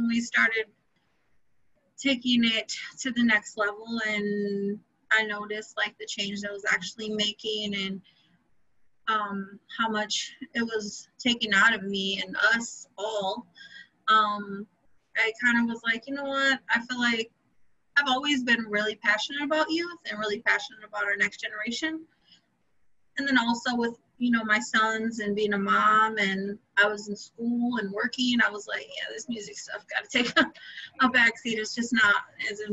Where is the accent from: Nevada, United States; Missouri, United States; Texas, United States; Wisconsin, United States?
Wisconsin, United States; Milwaukee; born and raised outside Milwaukee. Been here my whole life.